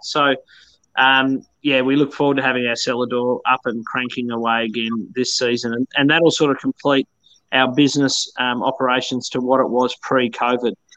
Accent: Bothwell, Tasmania, Australia; I grew up in in Bothwell, um, which is my hometown

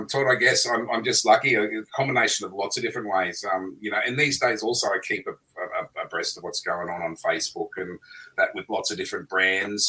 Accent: Queensland, Australia; I'm a Queenslander.

